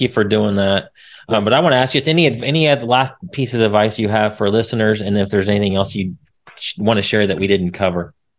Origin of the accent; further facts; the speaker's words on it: Indiana, United States; now in Dallas, United States; I'm, I'm from Indiana originally